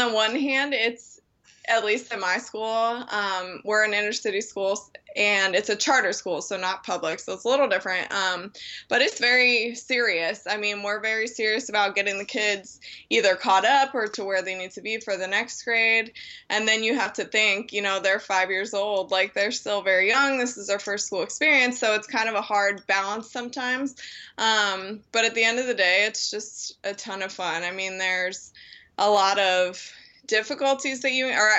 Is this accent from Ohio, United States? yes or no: yes; Dublin, Ohio, United States; now in Perrysburg, United States; I grew up in Dublin, which is a suburb of Columbus